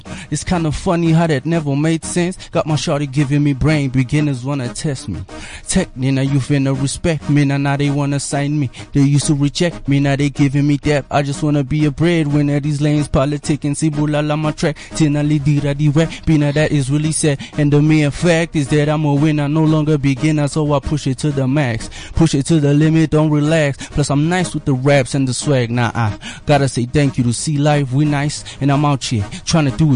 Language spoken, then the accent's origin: English; Matatiele, Eastern Cape, South Africa; I'm originally from Matatiel. I don't know if it's under KZN or Eastern Cape now.